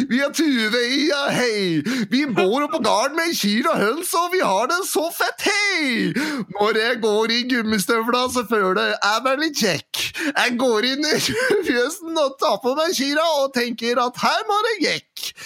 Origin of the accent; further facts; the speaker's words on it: Dalsbygda, Innlandet, Norway; Vi kommer fra Dalsbygda, ja